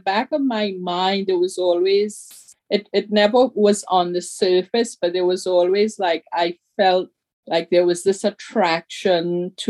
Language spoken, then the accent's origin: English; Trinidad & Tobago; moved away; who we were in Trinidad.